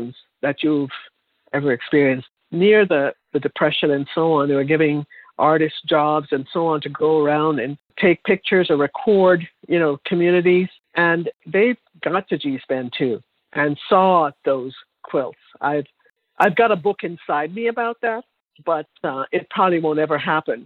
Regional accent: Jamaica; moved away; I'm from Jamaica

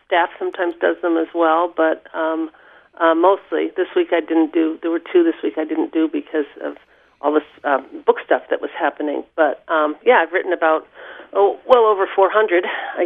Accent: Long Island, New York, United States; moved away as an adult; also born or lived in Vermont; now in Haines, United States; on Long Island, outside of New York City, and I attended Quaker schools where my mother was a teacher

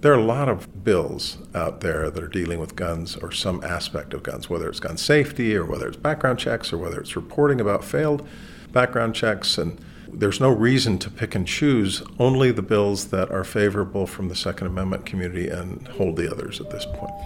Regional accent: Peru, Indiana, United States; now in Utah, United States; my hometown had a circus based out of it. I grew up in Peru, Indiana, circus

